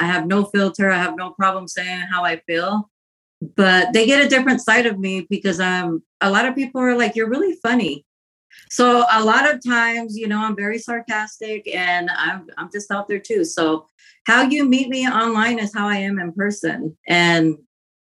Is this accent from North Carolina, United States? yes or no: no; Pasco, Washington, United States; moved away as an adult; now in Los Angeles, United States; I was born and raised in Washington. I lived in Pasco, Washington.